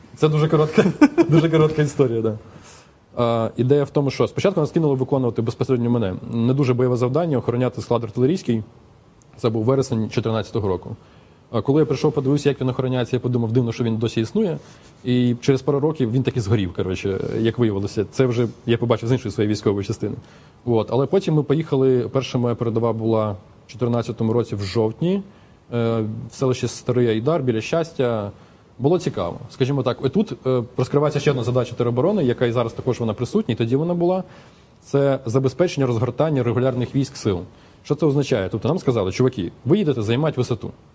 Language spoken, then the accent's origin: Ukrainian; Chernihiv, Chernihiv Oblast, Ukraine; я з Чернігова